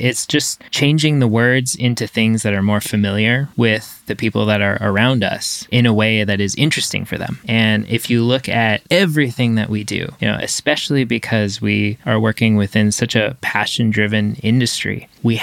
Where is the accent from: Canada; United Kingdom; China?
Canada; moved away as an adult; now in Los Angeles, United States; I'm French Canadian, so there was a huge asset, you know, to me was just being able to speak French